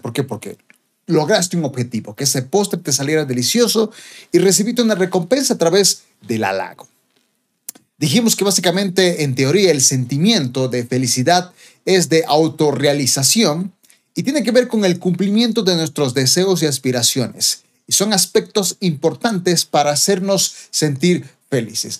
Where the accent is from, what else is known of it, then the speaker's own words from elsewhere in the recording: Bolivia; como boliviano